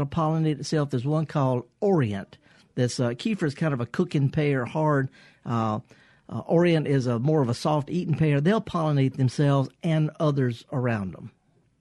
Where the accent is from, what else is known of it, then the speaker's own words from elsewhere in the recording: the Mississippi Delta, United States; I'm from the Delta.